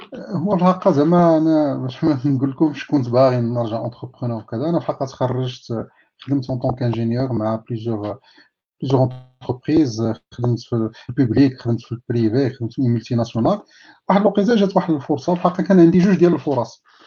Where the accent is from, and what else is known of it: Taza, Fès-Meknès, Morocco; born or raised there; also born or lived in Sefrou / Midar